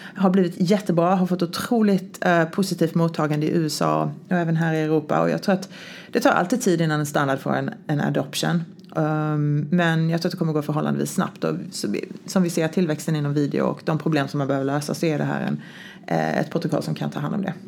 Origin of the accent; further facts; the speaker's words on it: Sweden; now in United States; jag var svensk